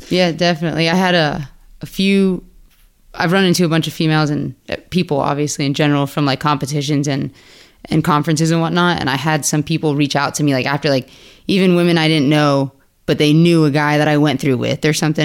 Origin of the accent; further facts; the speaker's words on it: Pembroke Pines, Florida, United States; moved away as an adult; now in Ocala, United States; I'm from Pembroke Pines, Hollywood. I went to Flanagan High School down there. Um, I was born and raised in the same house, same neighborhood